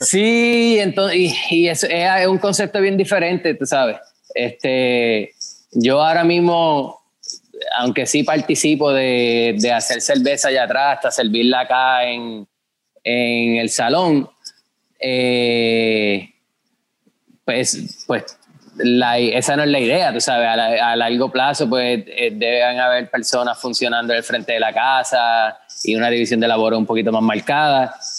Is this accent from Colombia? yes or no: no; Guayanilla, Puerto Rico; also born or lived in Yauco; me crié en Guayanilla, mi familia es de Yauco, pero yo digo que soy de Yauco también